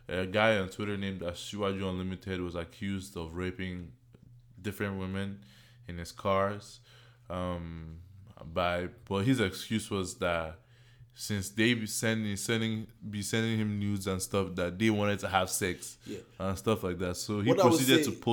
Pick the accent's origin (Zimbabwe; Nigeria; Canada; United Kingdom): Nigeria; moved away; I grew up in Nigeria